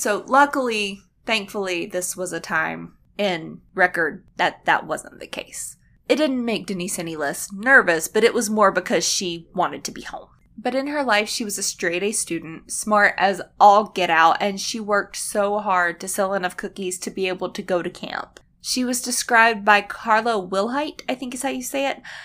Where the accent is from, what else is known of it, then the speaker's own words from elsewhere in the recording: United States; we are from America and we live in an apartment complex